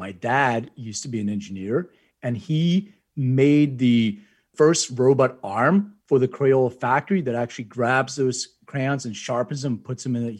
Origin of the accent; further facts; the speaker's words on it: Philadelphia, Pennsylvania, United States; I'm a Philly guy